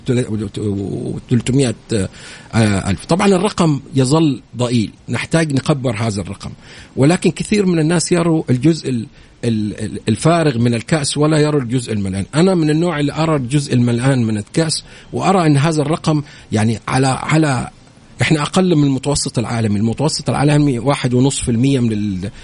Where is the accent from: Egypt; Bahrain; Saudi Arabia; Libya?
Saudi Arabia